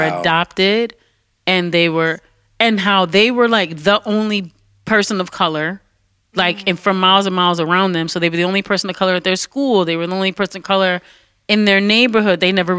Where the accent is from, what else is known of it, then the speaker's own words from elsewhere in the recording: Detroit, Michigan, United States; And I was from Detroit.